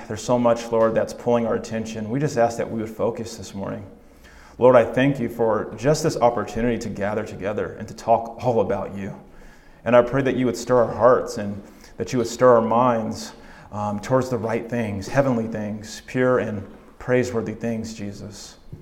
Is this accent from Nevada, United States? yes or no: no; California, United States; now in Oregon, United States; I'm originally from California